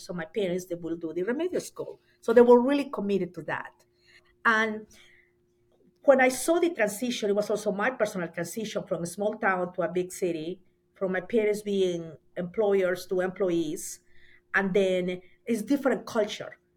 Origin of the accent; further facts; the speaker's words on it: Mollendo, Arequipa, Peru; moved away as an adult; now in United States; I am from Peru. Um, I was born in a little town in the coast of Peru, and the name of the town is Mollendo